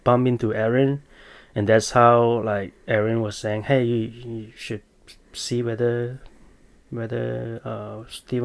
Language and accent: English; Malaysia; moved away as an adult; now in United States; I was born in Malaysia